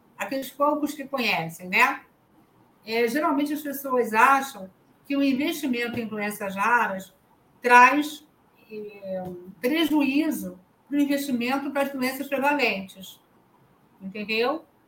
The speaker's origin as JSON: {"language": "Portuguese", "region": "Rio de Janeiro", "country": "Brazil", "said": "Eu sou da cidade do Rio de Janeiro"}